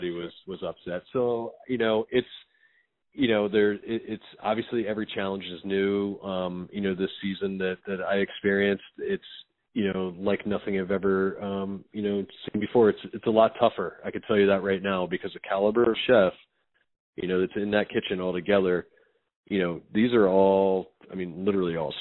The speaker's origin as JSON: {"language": "English", "town": "Frederick", "region": "Maryland", "country": "United States", "tie": "born or raised there", "also_born_or_lived": "New York City", "moved": "as an adult", "said": "I grew up in Frederick, Maryland. I went to Thomas Johnson High School."}